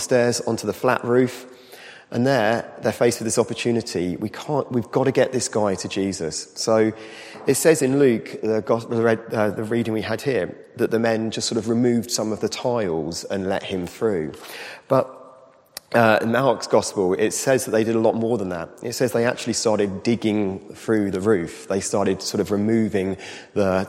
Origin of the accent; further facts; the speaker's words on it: United Kingdom; as British people